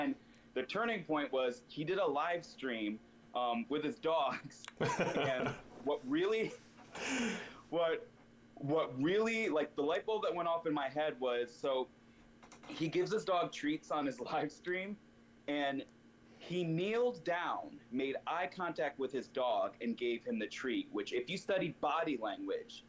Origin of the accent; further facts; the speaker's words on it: Virginia, United States; moved away as an adult; also born or lived in Connecticut / California; now in New York, United States; I was born in Connecticut, raised in Virginia, and then when I was 22, I moved to California